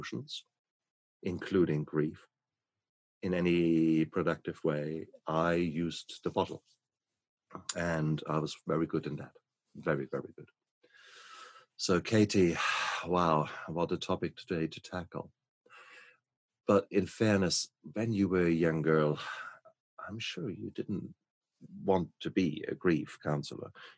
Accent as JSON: {"language": "English", "country": "Germany", "moved": "yes", "said": "my home country, from Germany"}